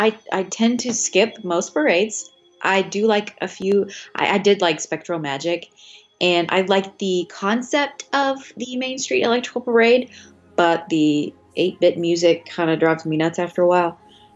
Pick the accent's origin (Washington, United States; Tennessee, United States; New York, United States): Tennessee, United States; We're from Tennessee